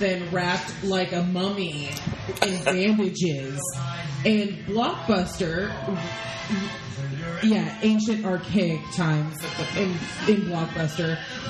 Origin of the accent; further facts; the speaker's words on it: San Diego, California, United States; Jason James Richter went to a rival middle school of mine in Spring Valley. So that's where I grew up in San Diego.